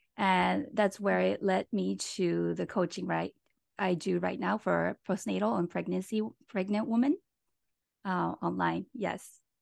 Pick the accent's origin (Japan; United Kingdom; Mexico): Japan; moved away as an adult; now in Los Angeles, United States; I'm from Japan, and right now I live in L